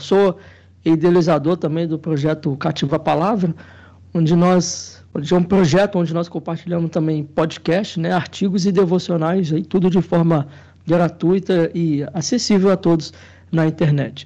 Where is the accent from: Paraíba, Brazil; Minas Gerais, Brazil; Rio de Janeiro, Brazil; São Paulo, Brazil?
Rio de Janeiro, Brazil; Pinheiral; sou aqui do, de Pinheiral, né, uma cidade do interior do estado do Rio de Janeiro, bem interior mesmo